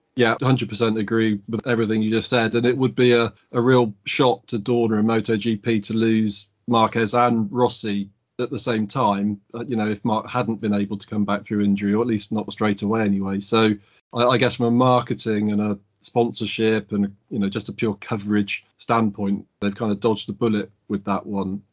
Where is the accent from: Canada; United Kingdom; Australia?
United Kingdom; as a Brit